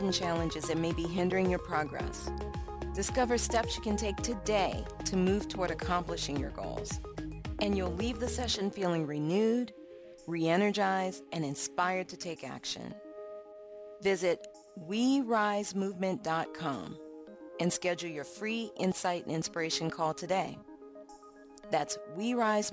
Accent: New Orleans, Louisiana, United States; I grew up in New Orleans.

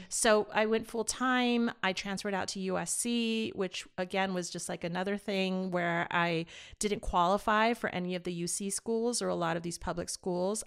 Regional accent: Las Vegas, Nevada, United States; also born or lived in East Los Angeles, California; I started law school back in my hometown of Vegas

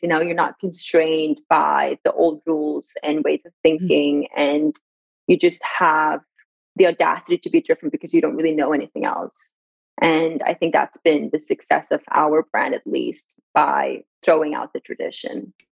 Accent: Sweden; also born or lived in Iran / Gothenburg; born in Iran in 1994, and then I was raised in Sweden

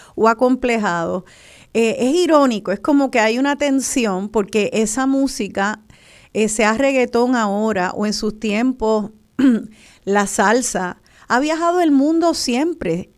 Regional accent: Puerto Rico; nosotros los boricuas

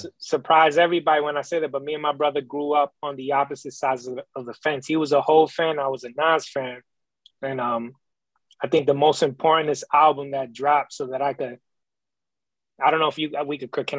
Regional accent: New York City, New York, United States; moved away as an adult; now in Tobyhanna, United States; I grew up in the Bronx, borough.

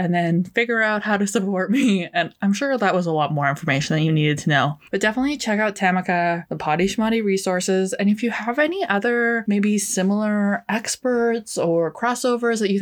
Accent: Canada; as a Canadian

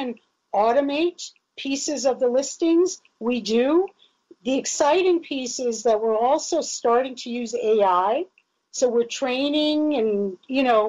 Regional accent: Israel; moved away; I grew up in Israel.

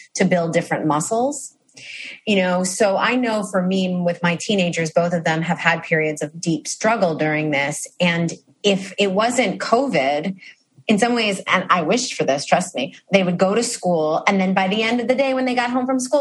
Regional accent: New York City, New York, United States; as a New Yorker who lives in New York City

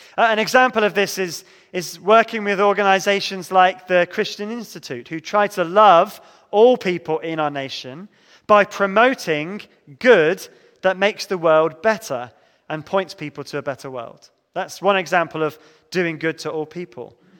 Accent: Devon, South West England, United Kingdom; growing up in Devon, my church did much good for me.

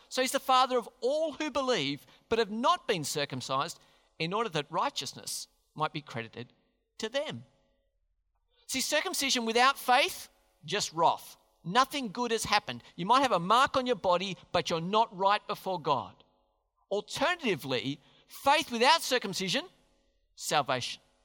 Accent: Australia; We're Australians.

